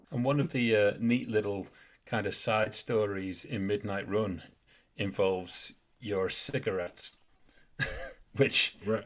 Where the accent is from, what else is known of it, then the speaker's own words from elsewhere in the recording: England, United Kingdom; We're English.